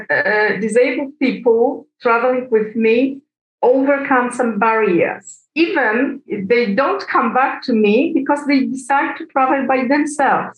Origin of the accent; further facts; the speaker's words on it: Poland; I'm from Poland